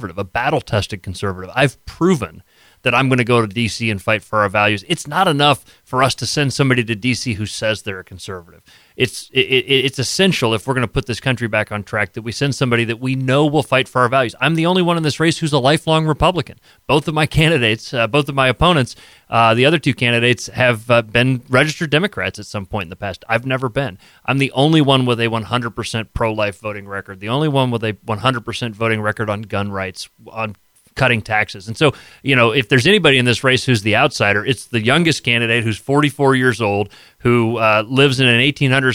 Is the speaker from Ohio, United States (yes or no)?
yes; Akron, Ohio, United States; I grew up in Akron